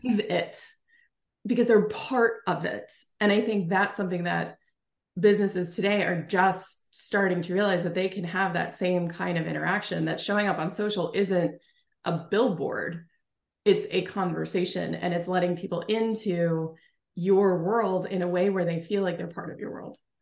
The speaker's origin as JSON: {"language": "English", "region": "New Jersey", "country": "United States", "moved": "yes", "lives_now": "Oregon, United States", "said": "I live in Oregon now, but originally from Jersey"}